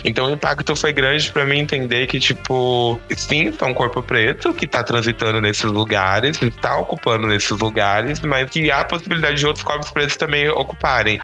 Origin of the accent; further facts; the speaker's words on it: São Paulo, Brazil; eu sou aqui de São Paulo